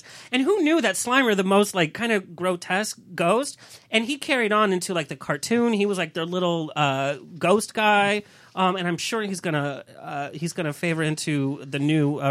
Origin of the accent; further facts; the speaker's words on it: West Hollywood, California, United States; I'm from West Hollywood